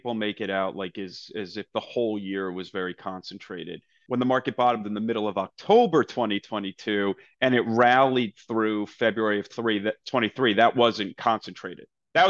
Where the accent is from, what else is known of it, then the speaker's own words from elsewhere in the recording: New Jersey, United States; I'm a kid from New Jersey.